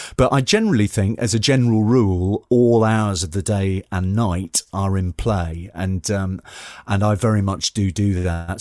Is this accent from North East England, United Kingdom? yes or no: yes; Newcastle upon Tyne, North East England, United Kingdom; accent: Geordie; moved away; I'm originally from the northeast. Uh, I'm from Newcastle upon Tyne. Um, I'm a, I, I am a Geordie.